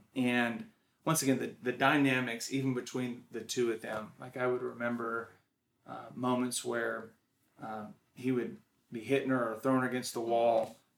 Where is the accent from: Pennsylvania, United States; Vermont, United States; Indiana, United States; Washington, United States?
Washington, United States; also born or lived in Texas / Oklahoma / New Mexico / California; I was born in Texas. We moved to Oklahoma, New Mexico, California, on up to Washington State, where I spent a lot of my childhood, early childhood.